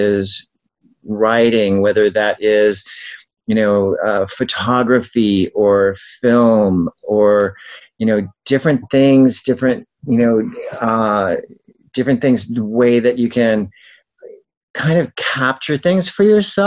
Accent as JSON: {"language": "English", "town": "El Cajon", "region": "California", "country": "United States", "tie": "born or raised there", "said": "I grew up in El Cajon"}